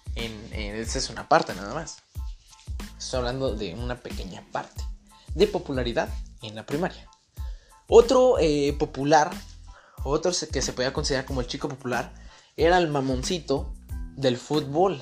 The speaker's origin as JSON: {"language": "Spanish", "town": "Irapuato", "region": "Guanajuato", "country": "Mexico", "said": "yo soy mexicano, soy de Irapuato, Guanajuato"}